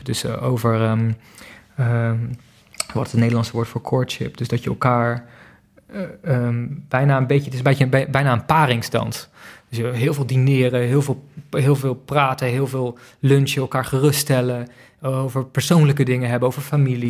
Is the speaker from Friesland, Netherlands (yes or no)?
yes; Friesland, Netherlands; moved away; also born or lived in Berlin; ik ben opgegroeid in Friesland met een stel koeien.